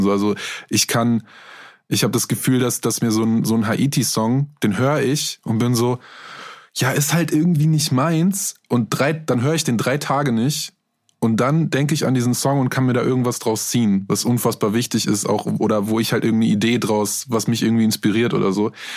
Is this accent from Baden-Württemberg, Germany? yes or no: no; Minden, North Rhine-Westphalia, Germany; Ich komme aus Minden